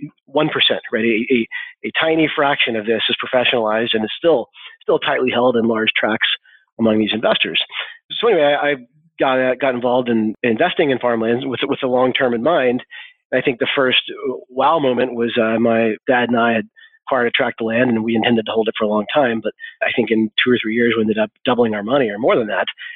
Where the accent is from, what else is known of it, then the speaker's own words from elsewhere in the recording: Arkansas, United States; I was born and raised here in Arkansas.